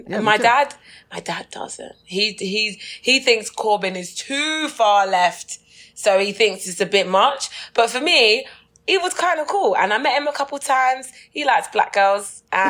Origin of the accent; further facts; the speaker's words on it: England, United Kingdom; I'm like, where would I swim? I'm from England.